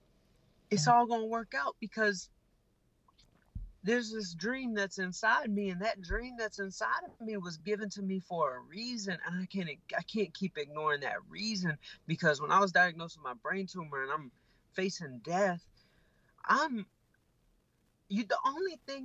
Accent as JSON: {"language": "English", "town": "Atlanta", "region": "Georgia", "country": "United States", "tie": "born or raised there", "said": "I grew up in Atlanta, and I was in Atlanta, Georgia"}